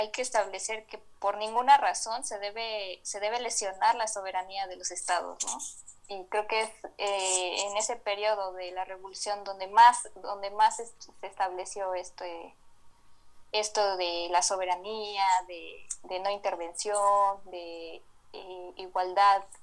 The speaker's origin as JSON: {"language": "Spanish", "country": "Mexico", "said": "soy de México"}